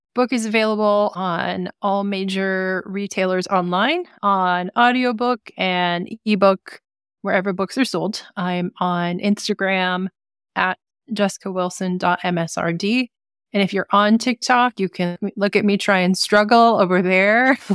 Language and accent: English; Sacramento, California, United States; also born or lived in Oregon / Oakland; I grew up in Sacramento